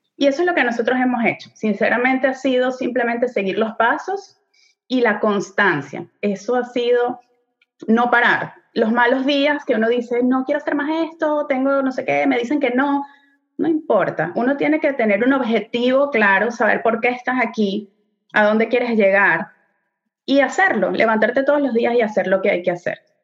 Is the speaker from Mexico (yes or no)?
no; Venezuela; moved away as an adult; now in Montreal, Canada; nosotros somos venezolanos, tenemos ya casi ocho años viviendo aquí en Montreal, Canadá